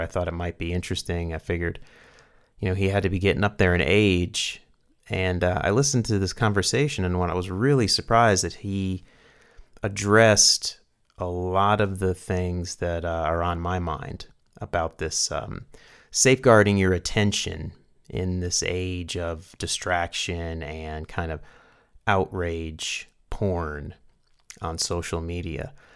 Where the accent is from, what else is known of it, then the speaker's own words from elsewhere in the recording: Carrboro, North Carolina, United States; now in New Mexico, United States; going back to my hometown